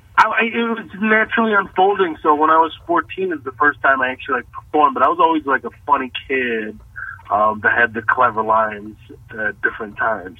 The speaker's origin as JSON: {"language": "English", "region": "Texas", "country": "United States", "tie": "born or raised there", "also_born_or_lived": "Kuwait", "moved": "as an adult", "lives_now": "Los Angeles, United States"}